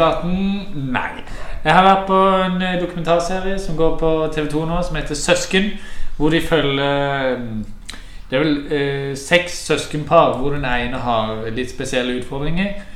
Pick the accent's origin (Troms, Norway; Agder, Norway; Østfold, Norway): Agder, Norway; Sørlandet